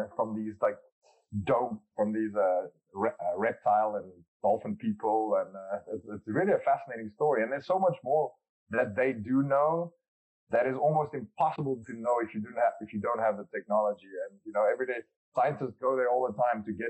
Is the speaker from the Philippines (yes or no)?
no; South Africa; growing up in South Africa, many people don't know this, but we have 12 national languages